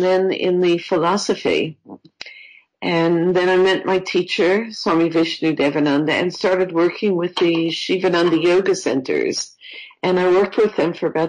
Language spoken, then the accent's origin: English; New York, United States; moved away; also born or lived in Florida; I'm from New York originally, and I was living in Florida